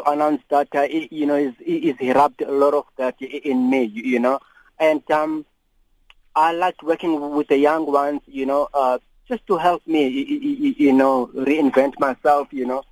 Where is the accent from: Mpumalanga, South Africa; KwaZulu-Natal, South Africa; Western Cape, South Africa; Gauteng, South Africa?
Western Cape, South Africa; Cape Town; I'm from Cape Town.